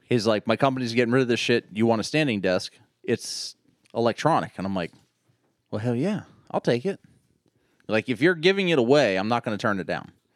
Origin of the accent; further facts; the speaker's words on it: Pittsburgh, Pennsylvania, United States; I'm from Pittsburgh